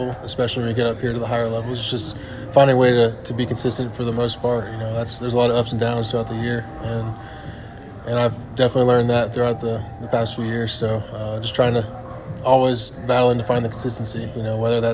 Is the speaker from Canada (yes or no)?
no; Texas, United States; I'm from Texas